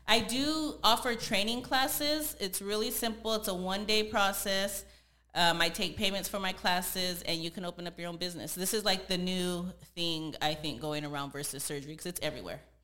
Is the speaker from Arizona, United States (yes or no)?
no; San Jose, California, United States; moved away as an adult; now in Los Angeles, United States; I'm originally from San Jose, California, and I moved out to LA about three and a half years ago